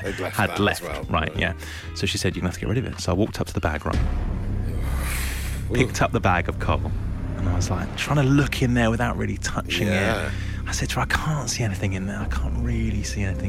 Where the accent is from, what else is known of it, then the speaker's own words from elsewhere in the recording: London, United Kingdom; also born or lived in Somerset; I'm from London